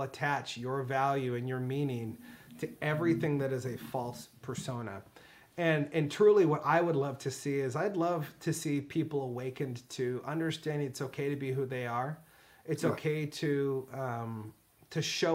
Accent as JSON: {"language": "English", "country": "United States", "said": "I'm from America"}